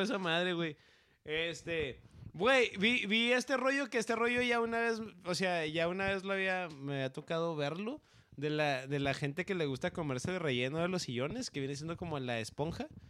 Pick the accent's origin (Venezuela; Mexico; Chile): Mexico; northern Mexico; mexicano del norte